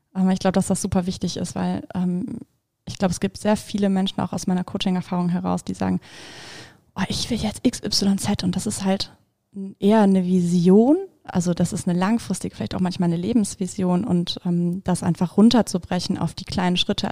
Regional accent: Bremen, Germany; ich bin halt in Bremen geboren und aufgewachsen

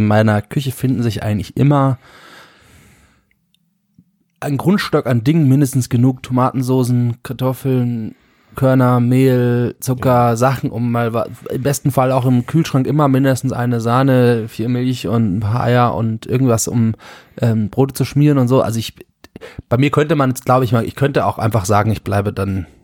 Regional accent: Germany; ist Heimat nicht, ich bin Deutscher

